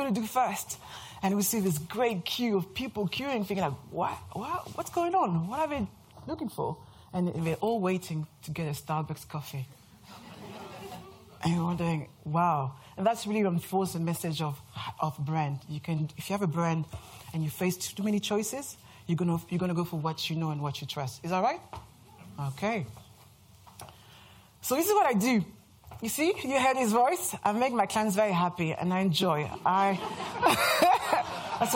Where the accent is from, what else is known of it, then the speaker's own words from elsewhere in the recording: France; accent: French; English is a second language; moved away as an adult; now in London, United Kingdom; As you can hear from my accent, I'm French